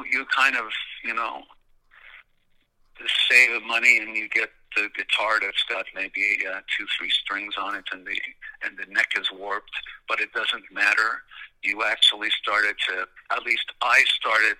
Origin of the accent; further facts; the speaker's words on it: Montreal, Quebec, Canada; growing up in Montreal